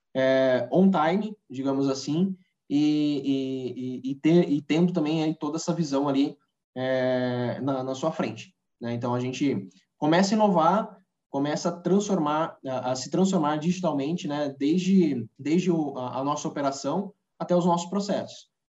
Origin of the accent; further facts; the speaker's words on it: Socorro, São Paulo, Brazil; sou natural aqui de Socorro, de, que é interior de São Paulo